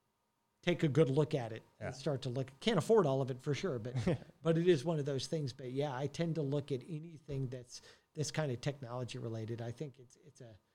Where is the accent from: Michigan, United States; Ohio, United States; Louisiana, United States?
Michigan, United States; Detroit; also born or lived in Santa Monica / Los Angeles; now in Frisco, United States; I came from Detroit originally